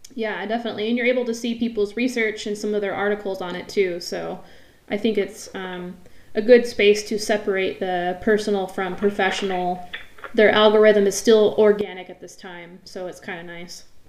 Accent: near Mount Rainier, Washington, United States; I grew up near Mount Rainier, Crystal Mountain

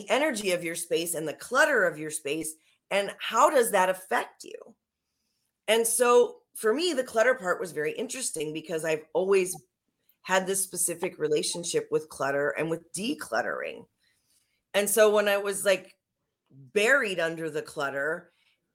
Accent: Minnesota, United States; moved away; I'm from Minnesota too, originally

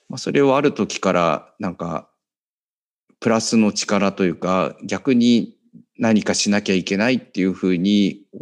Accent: Setagaya, Tokyo, Japan; やっぱり世田谷生まれで、まああのね、お寺の坊ちゃんってことですごい大切に育てていただいて

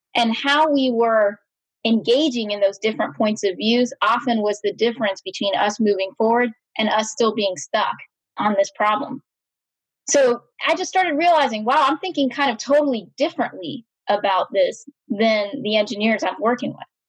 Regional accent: Austin, Texas, United States; I was brought up in Austin, Texas.

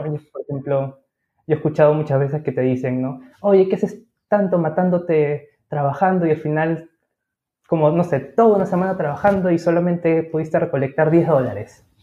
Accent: Peru; somos de Perú

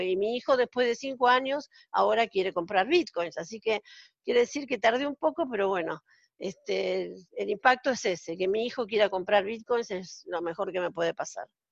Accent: Argentina; moved away as an adult; now in Israel; yo estoy viviendo en Israel desde hace 14 años, soy argentina

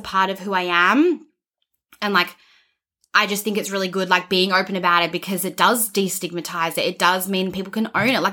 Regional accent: Australia; I'm Australian

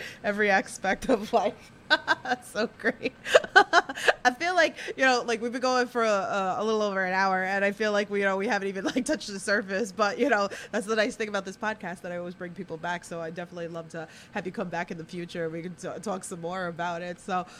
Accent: New York City, New York, United States; accent: thick Queens, New York; I have a very thick Queens, New York accent.

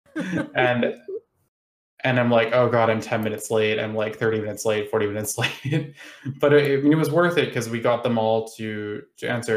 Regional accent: United States; now in United Kingdom; I live in the UK, but I am American

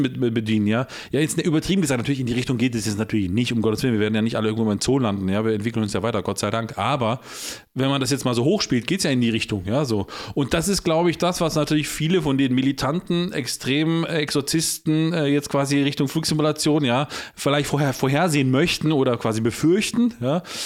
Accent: Poland; ich bin selber Pole

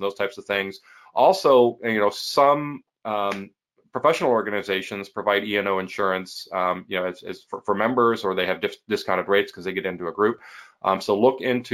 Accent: Midwest, United States; I'm from the Midwest

